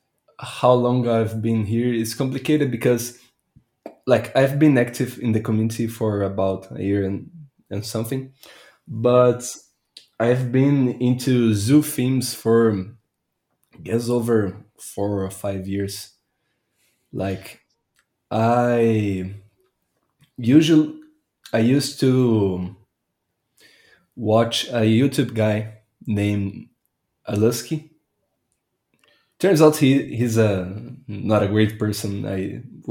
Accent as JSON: {"language": "English", "country": "Brazil", "said": "I'm Brazilian"}